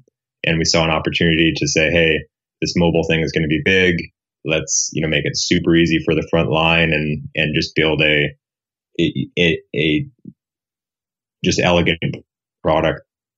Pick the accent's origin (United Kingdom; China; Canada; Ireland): Canada; also born or lived in Perth / Silicon Valley; now in Houston, United States; I'm a Canadian, it's a long story. And then moved to the Silicon Valley about 6 years ago.